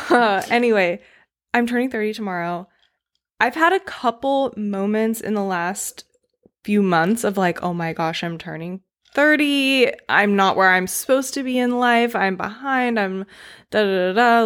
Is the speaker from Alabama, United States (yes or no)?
no; North Carolina, United States; moved away; ten years old growing up in North Carolina in the nineties